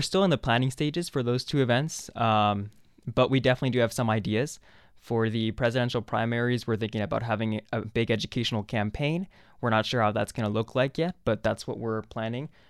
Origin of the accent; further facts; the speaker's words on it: Mexico City, Mexico; moved away; also born or lived in Arizona; I was born in Mexico City, a city that, you know, I just went back and visited this December.